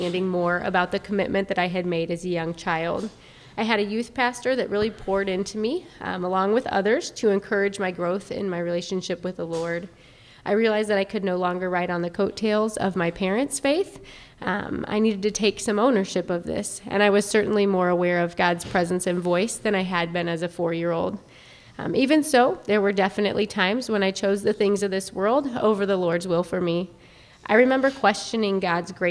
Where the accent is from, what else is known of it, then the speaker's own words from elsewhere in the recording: Fort Wayne, Indiana, United States; moved away as an adult; also born or lived in Lafayette, Indiana; now in Indianapolis, United States; I was born and raised in Fort Wayne, Indiana.